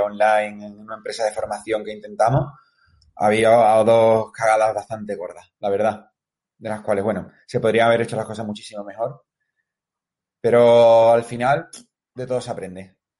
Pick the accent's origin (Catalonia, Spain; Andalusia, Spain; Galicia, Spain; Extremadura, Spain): Andalusia, Spain; Seville; soy de Sevilla.